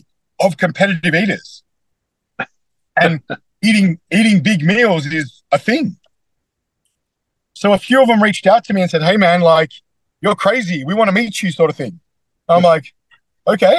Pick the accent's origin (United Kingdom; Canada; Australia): Australia; accent: Australian; I'm born and bred in Australia, but my mother is from Croatia and my dad's from England.